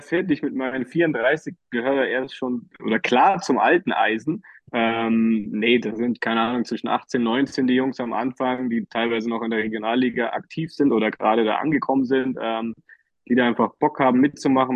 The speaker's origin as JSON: {"language": "German", "region": "Berlin", "country": "Germany", "tie": "born or raised there", "said": "ich als äh, Berliner Junge"}